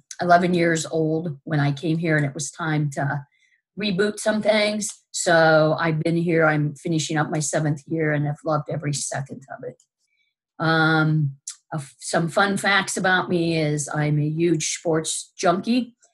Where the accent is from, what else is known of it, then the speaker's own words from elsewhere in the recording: Omaha, Nebraska, United States; moved away as an adult; now in Illinois, United States; I'm originally from Nebraska. I was born in Omaha, Nebraska. I'm a proud Nebraskan, but very grateful to be here at the University of Illinois.